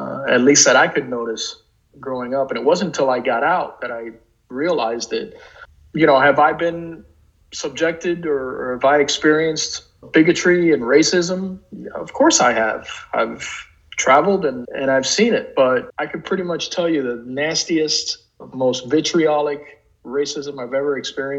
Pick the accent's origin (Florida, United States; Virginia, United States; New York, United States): Florida, United States; Miami; I was born in this country. I was raised in Miami.